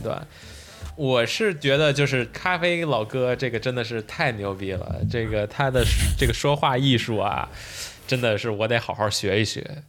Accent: Beijing, China; 作为北京人还是有这种小pride的

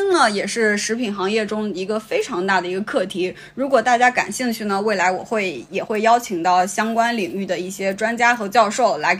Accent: Shanxi, China; moved away; also born or lived in Wuxi; 比如说我小时候在山西

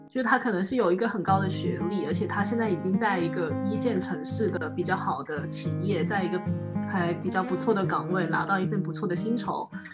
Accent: Guangzhou, Guangdong, China; 我算是广州的土著，就是我们家网上数个十几倍都还，都是在广州的

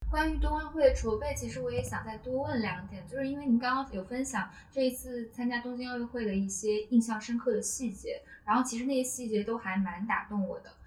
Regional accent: Hunan, China; 我当时是在读，读初中，然后我家乡在湖南

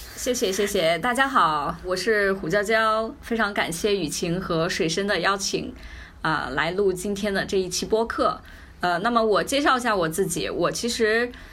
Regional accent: Yunnan, China; 因为我从小在云南长大，所以我在十八岁之前，其实真的没有见过

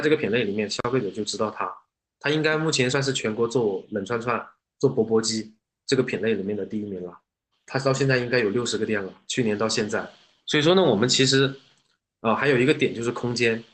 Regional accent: China; 这种酸酸辣辣的口味是我们是我们中国人能够接受的

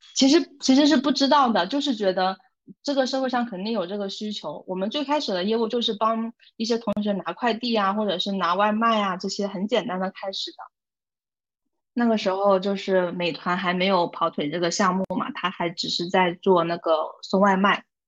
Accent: northern China, China; moved away as an adult; now in Guangzhou, China; 从小在北方长大，我的性格也可能直爽一些咯

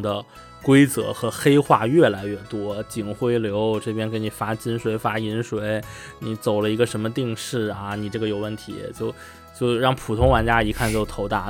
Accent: China; now in Netherlands; 我是一个中国人

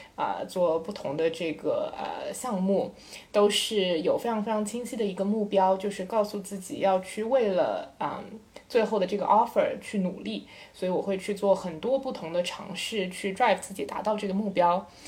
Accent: Shanghai, China; 我是上海土著，然后复旦的本科

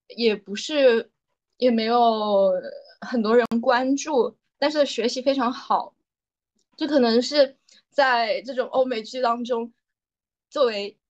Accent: China; 作为一个中国人来讲

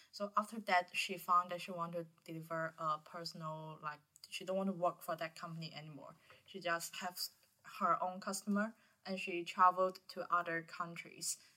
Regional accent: Guangzhou, Guangdong, China; English is a second language; moved away as an adult; now in Hong Kong; I come from Guangzhou. I'm a year 4 student majoring in cultural studies.

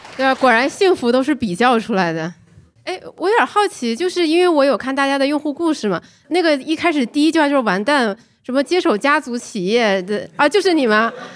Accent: Guangzhou, Guangdong, China; moved away; 我自己是在广州长大的，回到成长的城市，我自己也非常的开心

